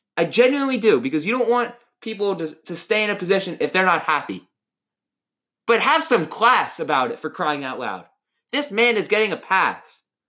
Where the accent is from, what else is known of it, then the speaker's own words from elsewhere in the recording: Atlanta, Georgia, United States; I am from Atlanta